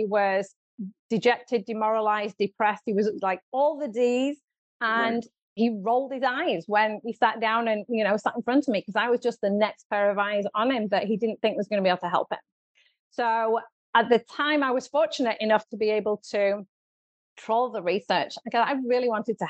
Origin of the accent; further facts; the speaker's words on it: United Kingdom; moved away as an adult; now in Southern California, United States; you can probably tell from my accent that I am from the UK